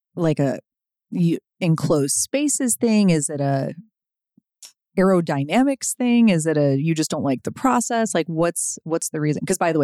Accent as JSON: {"language": "English", "town": "Chicago", "region": "Illinois", "country": "United States", "tie": "born or raised there", "moved": "yes", "lives_now": "Los Angeles, United States", "said": "besides Chicago, my hometown"}